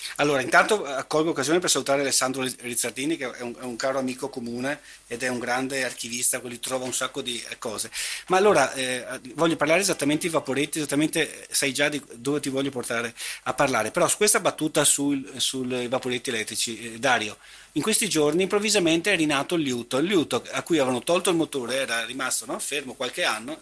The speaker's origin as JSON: {"language": "Italian", "town": "Venice", "region": "Veneto", "country": "Italy", "tie": "born or raised there", "said": "da veneziano, nato e cresciuto e residente a Venezia"}